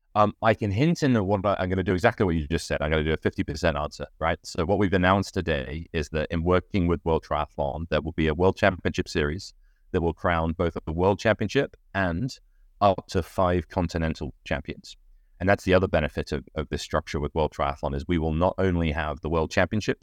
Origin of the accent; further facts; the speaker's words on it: United Kingdom; I'm British